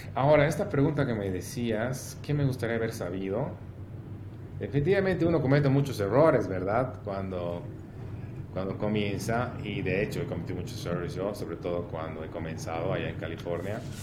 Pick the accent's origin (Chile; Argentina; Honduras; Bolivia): Bolivia; como bolivianos